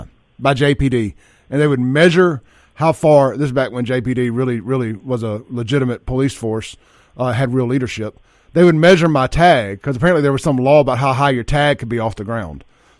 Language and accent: English; Jackson, Mississippi, United States; I remember growing up in Jackson